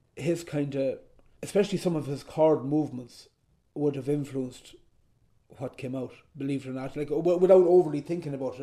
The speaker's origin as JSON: {"language": "English", "country": "Ireland", "also_born_or_lived": "Belmullet", "said": "I'm from Ireland"}